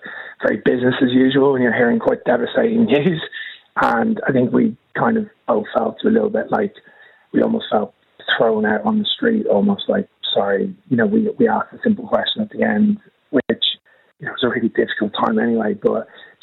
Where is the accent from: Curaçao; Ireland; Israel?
Ireland; Dublin, Leinster; now in London, United Kingdom; We actually live in London, but I'm from Dublin originally.